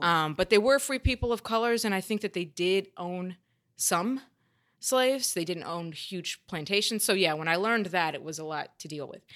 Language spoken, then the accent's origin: English; the South, United States; growing up in the South